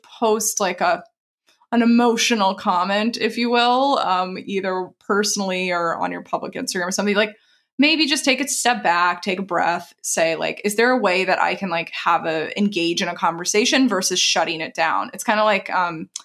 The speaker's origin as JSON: {"language": "English", "region": "the South", "country": "United States", "tie": "born or raised there", "moved": "yes", "said": "I grew up in the South"}